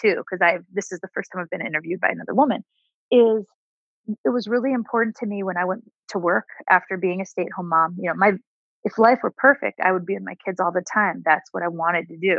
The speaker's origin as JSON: {"language": "English", "region": "Ohio", "country": "United States", "tie": "born or raised there", "also_born_or_lived": "New York", "moved": "as an adult", "said": "fundamental values I grew up with in Ohio, being raised by my down-to-earth family"}